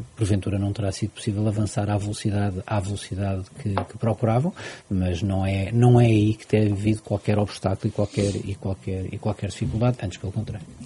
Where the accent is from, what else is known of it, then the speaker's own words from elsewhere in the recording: Portugal; como português